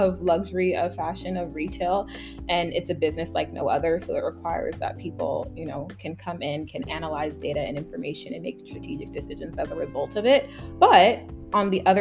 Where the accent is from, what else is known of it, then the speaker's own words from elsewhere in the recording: New York, United States; I grew up in New York.